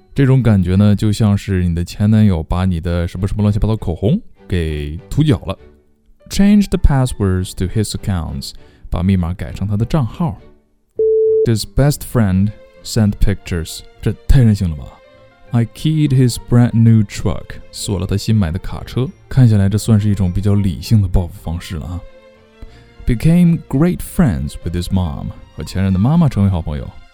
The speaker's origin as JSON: {"language": "Chinese", "country": "China", "said": "我们中国人呢，比较保守"}